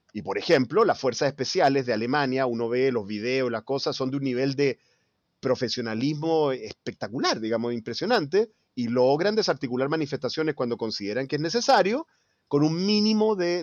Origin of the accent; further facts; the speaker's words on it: Chile; como chileno, como ciudadano